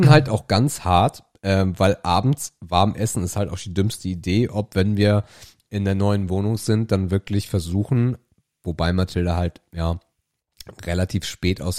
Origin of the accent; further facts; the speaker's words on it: Krempe, Schleswig-Holstein, Germany; ich kann mich erinnern, äh, als ich Kind war, war bei uns in Krempe, da gibt es so einen Burggraben, äh, der ist relativ groß, äh, jedenfalls für Krempe.